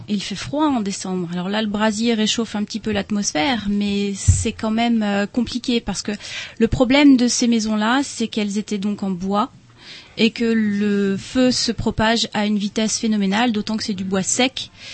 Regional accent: Rennes, Brittany, France; Moi, je suis rennaise.

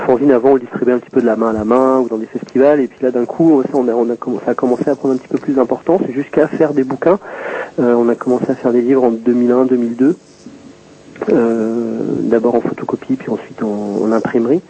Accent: south of Deux-Sèvres, Nouvelle-Aquitaine, France; je suis originaire du sud des Deux-Sèvres

